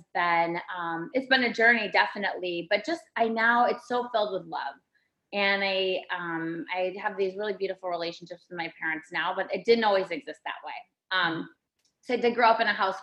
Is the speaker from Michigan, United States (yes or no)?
yes; Ann Arbor, Michigan, United States; moved away as an adult; also born or lived in New York City; I was born in Michigan, and in Michigan, we all hold up our hand.